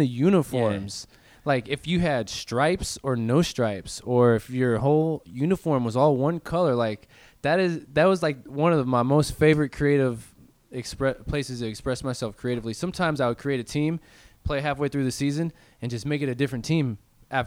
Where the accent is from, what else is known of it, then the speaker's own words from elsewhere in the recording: Wentzville, Missouri, United States; also born or lived in St. Charles; I went to Holt High School